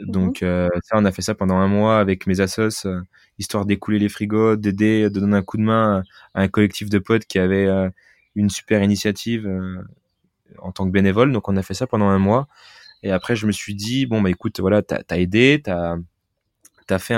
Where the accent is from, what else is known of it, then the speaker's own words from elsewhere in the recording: France; on est français, on est fêtard, on, aime, on aime la bouffe